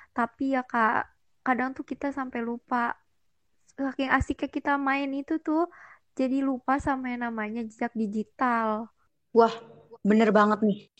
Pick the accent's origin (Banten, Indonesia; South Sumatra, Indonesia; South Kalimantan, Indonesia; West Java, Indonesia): West Java, Indonesia; Bekasi; Asal aku juga sama nih kayak Kak Vita dari Bekasi.